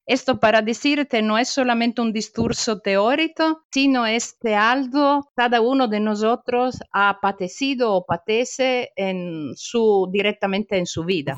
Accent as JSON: {"language": "Spanish", "country": "Italy", "second_language": "Spanish", "said": "yo soy italiana"}